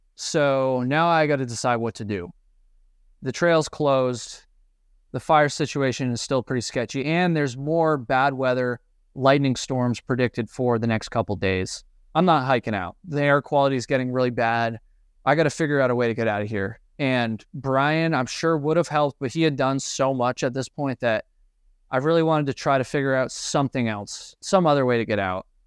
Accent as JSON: {"language": "English", "region": "East Coast", "country": "United States", "said": "I'm from the East Coast."}